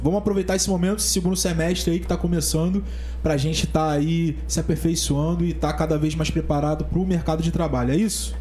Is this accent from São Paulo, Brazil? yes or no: no; São Gonçalo, Rio de Janeiro, Brazil